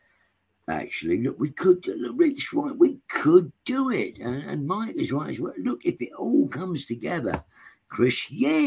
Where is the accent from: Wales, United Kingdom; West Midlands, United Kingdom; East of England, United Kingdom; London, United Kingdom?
London, United Kingdom; also born or lived in Islington; I was brought up in Tottenham, around Tottenham